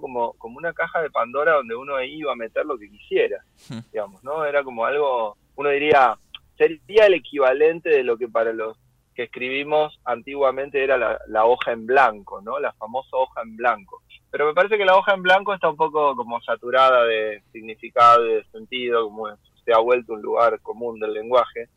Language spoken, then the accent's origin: Spanish; Lanús, Buenos Aires Province, Argentina; moved away as an adult; also born or lived in Bernal; now in Paris, France; pero yo soy de Lanús, yo me crié en Lanús